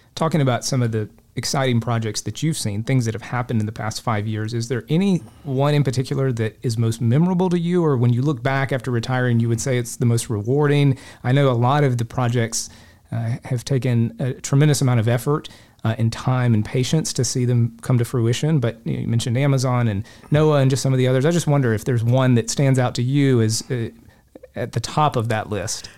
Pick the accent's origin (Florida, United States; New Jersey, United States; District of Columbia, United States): Florida, United States; Polk County; I grew up fishing lakes in Polk County